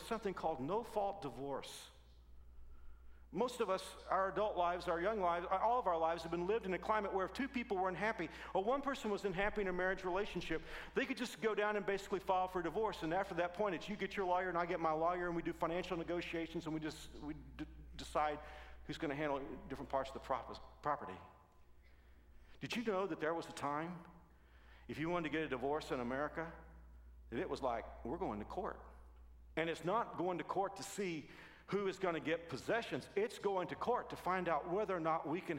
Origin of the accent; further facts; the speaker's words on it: Texas, United States; I'm from Texas